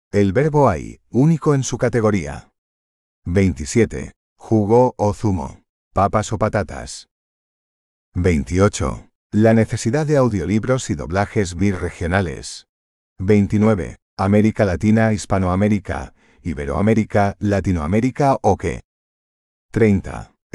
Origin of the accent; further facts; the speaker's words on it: Connecticut, United States; first language English; Spanish is a second language; Para los que aún no me conocen, soy estadounidense y el primer idioma que hablé fue el inglés. Nací y me crié en el estado de Connecticut.